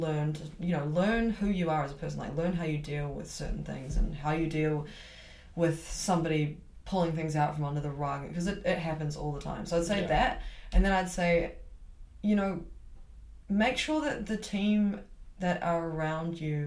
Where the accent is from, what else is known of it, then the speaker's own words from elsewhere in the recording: Auckland, New Zealand; moved away as an adult; now in Christchurch, New Zealand; I'm originally from Auckland